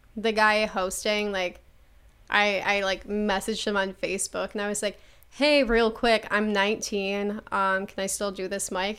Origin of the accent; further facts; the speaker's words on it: Buffalo, New York, United States; I'm from Buffalo, New York and I do comedy.